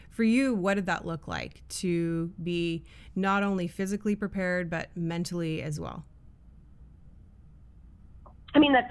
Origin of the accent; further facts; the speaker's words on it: Capreol, Ontario, Canada; I actually only lived there for very few years, but um, we're from Capreol